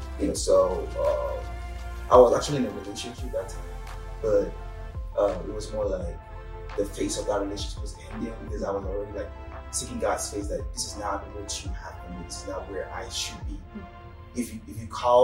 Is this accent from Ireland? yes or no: no; Nigeria; moved away as an adult; now in Bowling Green, United States; I'm Nigerian, for those who don't know. I was in Nigeria back then.